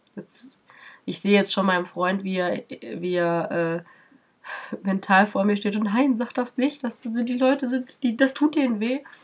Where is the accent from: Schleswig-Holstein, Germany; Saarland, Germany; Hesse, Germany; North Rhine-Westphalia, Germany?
North Rhine-Westphalia, Germany; near Paderborn; Ich bin in der Nähe von Paderborn groß geworden.